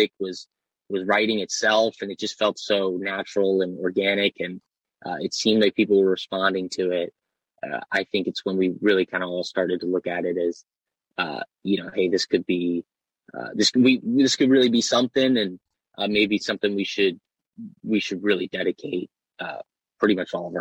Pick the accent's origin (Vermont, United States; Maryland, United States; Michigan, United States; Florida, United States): Maryland, United States; Baltimore; I'm from Baltimore